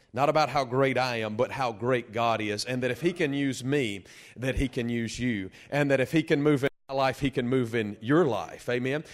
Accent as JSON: {"language": "English", "town": "Delhi", "region": "Louisiana", "country": "United States", "said": "I'm from Delhi, Louisiana"}